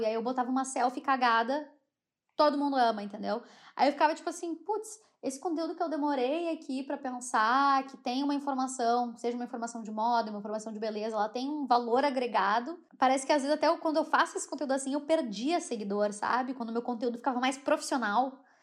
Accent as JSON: {"language": "Portuguese", "country": "Brazil", "accent": "Brazilian", "moved": "as an adult", "lives_now": "United Kingdom", "said": "eu sou brasileira, mas eu sou branca"}